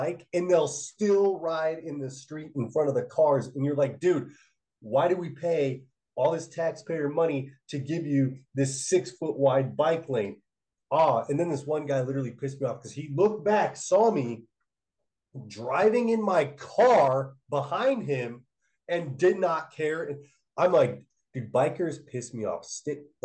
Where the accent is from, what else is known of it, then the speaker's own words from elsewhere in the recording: Littleton, Colorado, United States; moved away; also born or lived in Englewood, Colorado; I was born in Inglewood, right? Inglewood, Colorado, which is the first suburb south of Denver. And I grew up in Littleton, which is one more suburb south